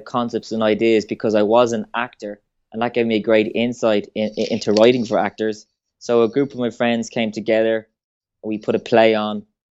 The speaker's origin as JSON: {"language": "English", "town": "Swords", "region": "Leinster", "country": "Ireland", "said": "I'm from Swords, originally Fingal in County Dublin."}